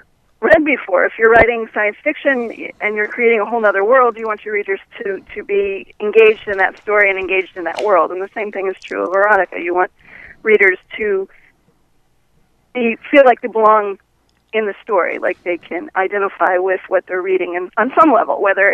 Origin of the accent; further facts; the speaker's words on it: Fort Lauderdale, Florida, United States; also born or lived in Missouri; I grew up in South Florida. Whereabouts? The Fort Lauderdale area.